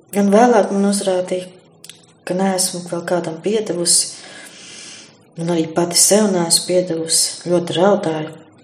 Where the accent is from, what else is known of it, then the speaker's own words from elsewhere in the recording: Sigulda Municipality, Latvia; now in Jaunaglona, Latvia; esmu no Siguldas novada Alušu pagasta